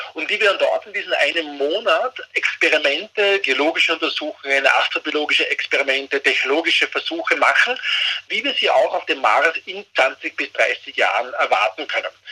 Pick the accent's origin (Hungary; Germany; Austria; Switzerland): Austria; bei uns in Österreich